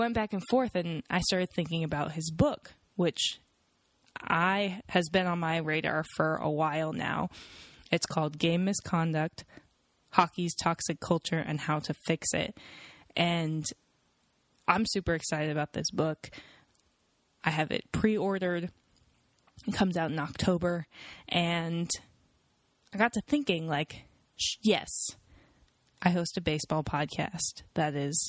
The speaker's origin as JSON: {"language": "English", "town": "Seattle", "region": "Washington", "country": "United States", "said": "I'm from Seattle"}